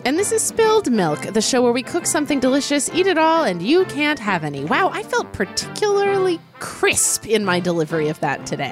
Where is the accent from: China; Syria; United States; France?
United States; Oklahoma; I grew up in Oklahoma